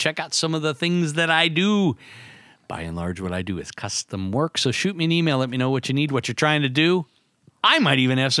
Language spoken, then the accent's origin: English; Youngstown, Ohio, United States; my hometown of Youngstown, Ohio.